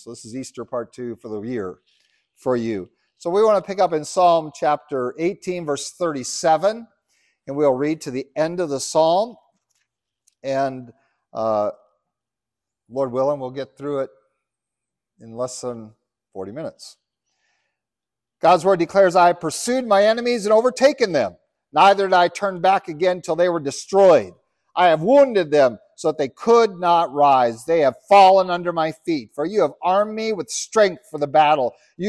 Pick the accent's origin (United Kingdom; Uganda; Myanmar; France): Uganda; Yeah, I remember I grew up in Uganda. It was ruled by a guy named Idi Amin, who was the polar opposite.